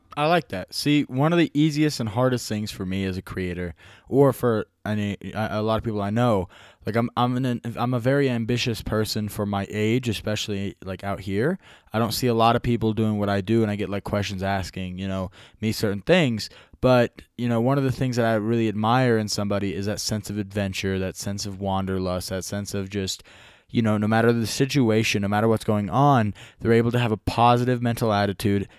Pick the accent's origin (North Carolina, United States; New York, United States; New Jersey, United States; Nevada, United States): Nevada, United States; small town in; I'm from a small town in Nevada.